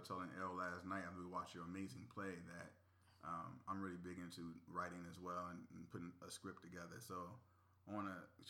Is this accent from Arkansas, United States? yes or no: no; Virginia, United States; moved away; I'm from Virginia, so.